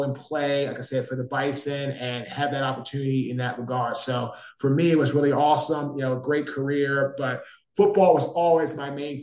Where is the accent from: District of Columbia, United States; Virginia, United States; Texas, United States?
District of Columbia, United States; Washington; now in Raleigh, United States; I'm from Washington, D.C. I live in Raleigh, North Carolina.